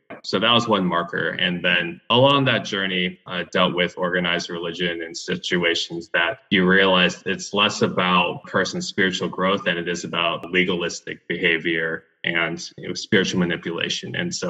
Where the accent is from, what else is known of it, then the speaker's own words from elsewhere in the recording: Tennessee, United States; also born or lived in Houston; got involved at a mega church similar to the one I grew up with in Tennessee.